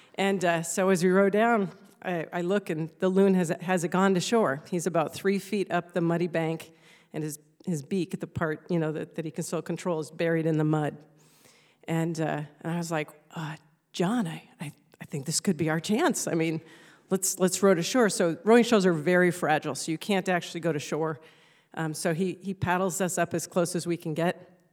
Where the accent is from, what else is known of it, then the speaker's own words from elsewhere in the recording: Alaska, United States; having been born and raised in Alaska